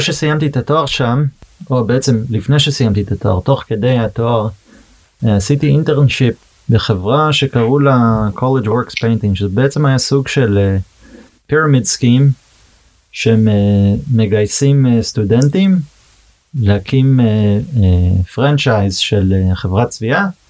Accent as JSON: {"language": "Hebrew", "town": "Boston", "region": "Massachusetts", "country": "United States", "tie": "born or raised there", "second_language": "Hebrew", "moved": "as an adult", "lives_now": "Israel", "said": "נולדתי בארצות הברית, גדלתי אה, בבוסטון בעצם, פרבר קטן מחוץ לבוסטון. אז כמובן עברית זה לא שפת אם בשבילי"}